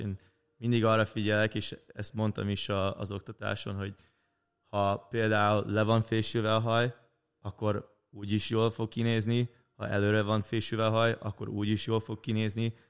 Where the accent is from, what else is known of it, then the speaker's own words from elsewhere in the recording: Canada; kint nálunk Kanadában